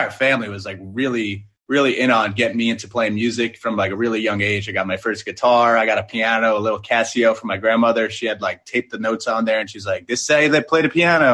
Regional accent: Long Island, New York, United States; I'm from Long Island, New York

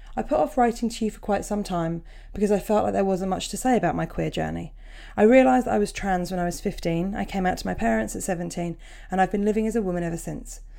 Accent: Portsmouth, South East England, United Kingdom; it's my hometown gig

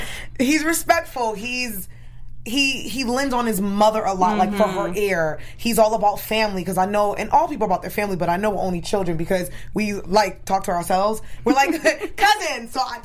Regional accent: Brooklyn, New York, United States; Brooklyn, my hometown

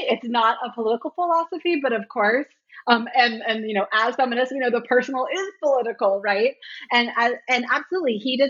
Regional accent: Washington, District of Columbia, United States; I was a little too young for the hardcore scene here in DC. I grew up more on …, … later band

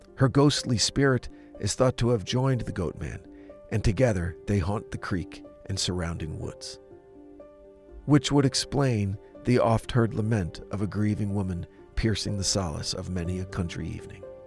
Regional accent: Jefferson, New Jersey, United States; the small town of Jefferson, New Jersey, my hometown

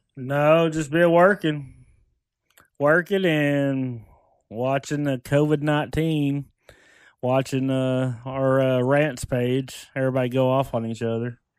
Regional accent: Lone Grove, Oklahoma, United States; I'm from Long Grove

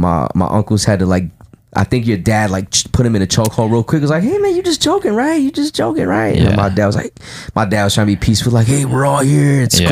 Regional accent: Virginia Beach, Virginia, United States; I grew up in Virginia Beach, Virginia. I grew up in the South.

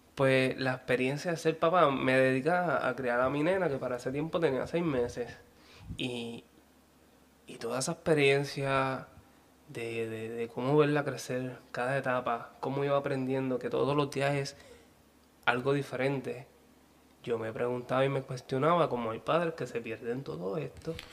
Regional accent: Ponce, Puerto Rico; Yo soy de Ponce.

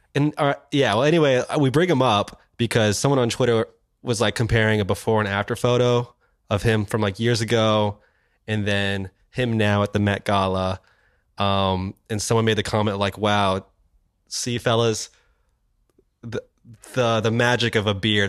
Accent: Kansas City, Missouri, United States; now in New York, United States; as a young child in, growing up in Kansas City.

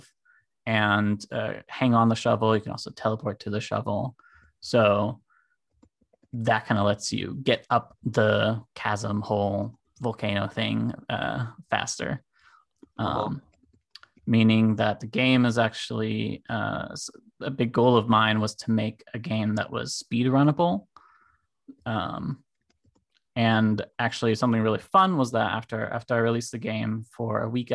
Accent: Germany; now in California, United States; I'm from Germany originally. Currently living in California. I'm half German, half American. So I'm also like bilingual

